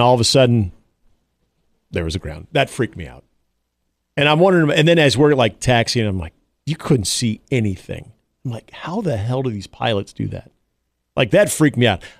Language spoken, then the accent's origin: English; Iowa, United States; I was growing up in Iowa